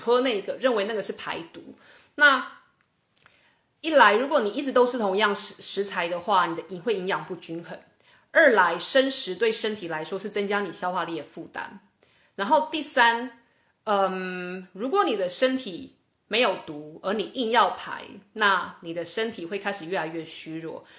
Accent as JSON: {"language": "Chinese", "country": "Taiwan", "tie": "born or raised there", "said": "这是我小时候在台湾一个中医师教我的"}